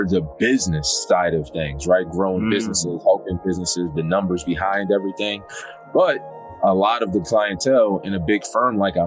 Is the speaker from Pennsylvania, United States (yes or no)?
yes; Philadelphia, Pennsylvania, United States; I'm from Philadelphia, and just growing up, you know, same story, you know, low income, single mom